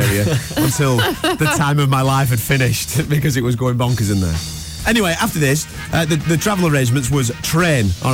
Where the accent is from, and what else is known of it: Blackburn, North West England, United Kingdom